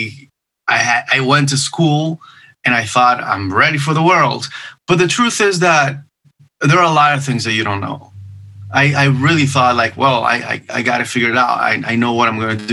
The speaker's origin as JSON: {"language": "English", "country": "Venezuela", "tie": "born or raised there", "also_born_or_lived": "Miami, United States", "first_language": "Spanish", "second_language": "English", "moved": "as an adult", "lives_now": "Los Angeles, United States", "said": "in my country, I'm from Venezuela, I participated in a few TV shows"}